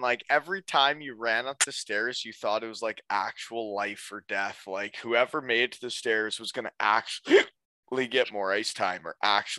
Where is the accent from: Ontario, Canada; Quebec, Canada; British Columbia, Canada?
Ontario, Canada; And we're just from Ontario